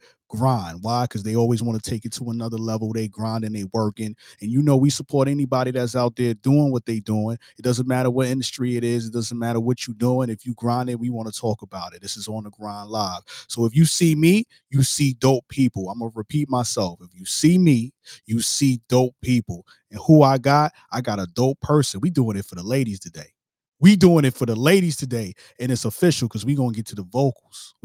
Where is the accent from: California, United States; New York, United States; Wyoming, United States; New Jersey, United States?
New York, United States; New York City; now in Jacksonville, United States; I'm from Brooklyn